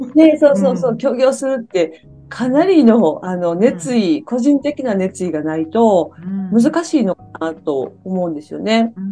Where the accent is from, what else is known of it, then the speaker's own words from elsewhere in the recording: Kansai, Japan; also born or lived in Kyoto; now in Netherlands; あの私たち関西出身のあれが